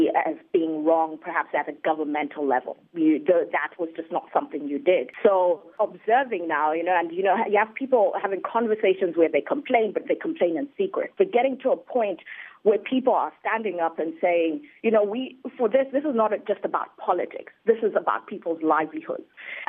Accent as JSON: {"language": "English", "country": "Zimbabwe", "tie": "born or raised there", "moved": "yes", "lives_now": "Washington, D.C., United States", "said": "I was born and bred in Zimbabwe"}